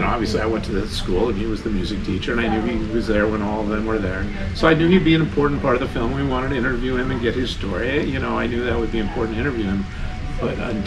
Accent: Glen Rock, New Jersey, United States; The first film I made was at Glen Rock High School, actually middle school, eighth grade.

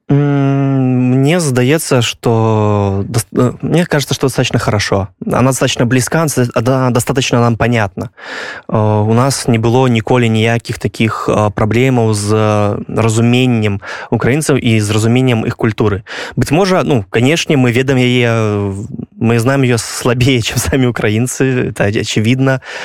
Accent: Belarus; я як беларус я разумею украінскую

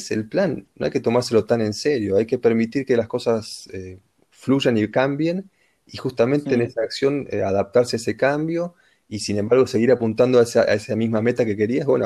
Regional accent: Argentina; first language Spanish; moved away as an adult; also born or lived in India; now in Germany; no soy ni nacionalista, ni me siento argentino, ni soy argentino, nací en Argentina

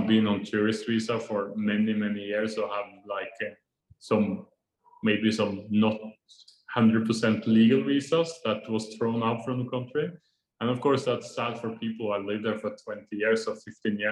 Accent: Norway; moved away as an adult; now in Vietnam; I come from Norway, where it's really strict that you follow the traffic rules

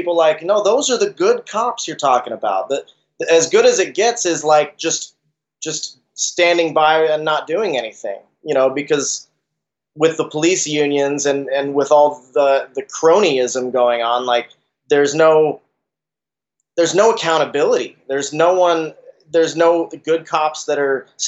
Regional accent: Salt Lake City, Utah, United States; moved away; I'm actually from Salt Lake myself, originally.

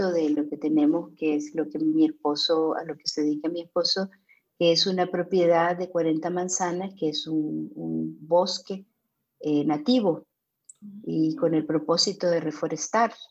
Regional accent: London, United Kingdom; born there; also born or lived in Germany / Vienna, Austria / Rio de Janeiro, Brazil; yo nací en Londres, en el barrio de Chelsea, así que soy una Chelsea girl.

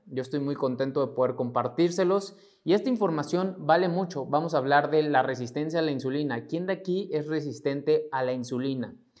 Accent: Mexico; mexicano, emprendedor y empresario

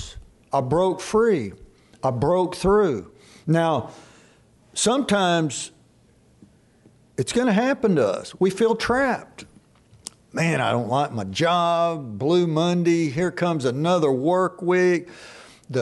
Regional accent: Dallas, Texas, United States; when I grew up in Dallas Metroplex, sports was our God

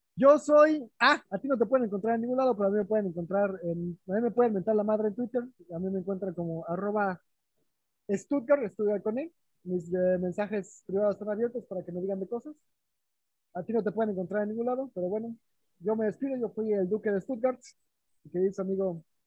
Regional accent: Mexico; moved away as an adult; now in Berlin, Germany; de México

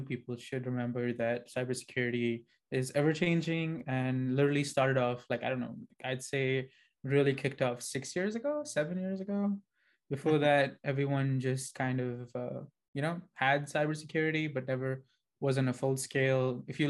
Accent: Dubai, United Arab Emirates; moved away as an adult; now in United States; I'm from Dubai, technically. Right now, I am in the US

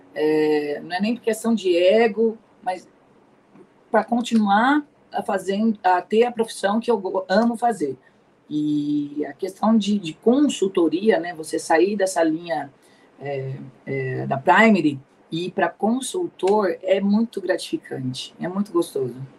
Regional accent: Ribeirão Preto, São Paulo, Brazil; also born or lived in Anápolis, Goiás; sou aqui de Ribeirão Preto, nasci aqui em Ribeirão, é, permaneço aqui em Ribeirão Preto

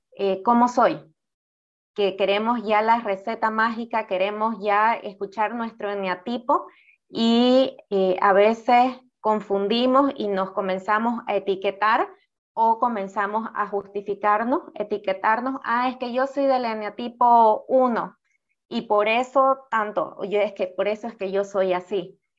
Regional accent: Bolivia; Nosotras somos bolivianas

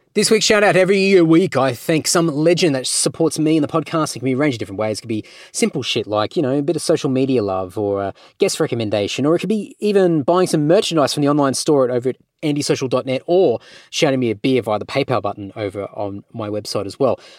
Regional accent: Australia; I'm an Aussie.

